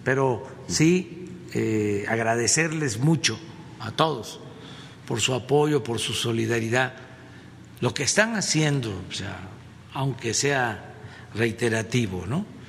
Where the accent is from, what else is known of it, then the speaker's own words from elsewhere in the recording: Mexico; lo que somos los mexicanos muy fraternos, muy humanos.